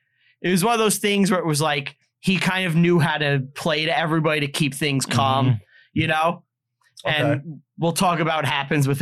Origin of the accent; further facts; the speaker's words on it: New York City, New York, United States; where we grew up in Staten Island